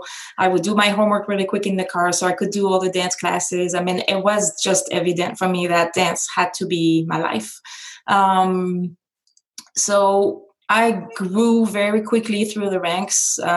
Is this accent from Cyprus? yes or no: no; France; now in Las Vegas, United States; I was born and raised in France